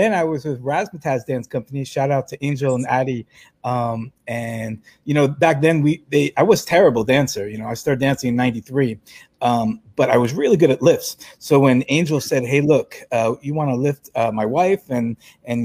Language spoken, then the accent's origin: English; New York City, New York, United States; I'm a New Yorker